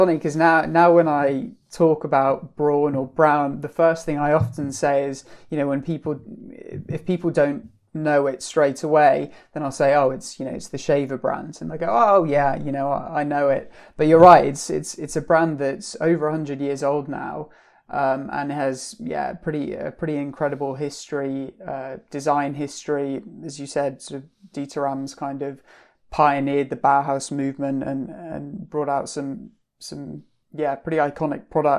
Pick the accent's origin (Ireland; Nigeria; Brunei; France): Brunei; now in United Kingdom; So I was brought up in Southeast Asia, in on the islands of Borneo, a country called Brunei.